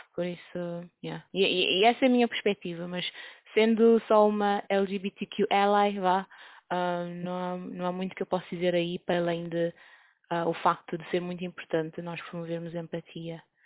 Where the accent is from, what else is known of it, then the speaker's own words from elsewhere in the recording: Cape Verde; moved away; eu sou de um país pequenino, sou de Cabo Verde